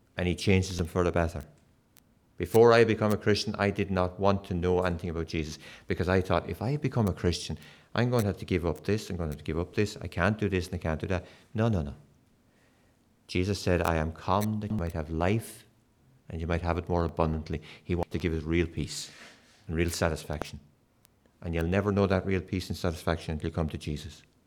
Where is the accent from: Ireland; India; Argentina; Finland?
Ireland; Kilkenny, Leinster; moved away; I was brought up in Kilkenny in the south of Ireland